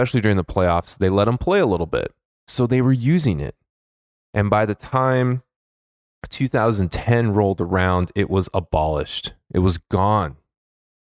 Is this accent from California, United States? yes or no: yes; Los Angeles, California, United States; my hometown favorite Los Angeles Lakers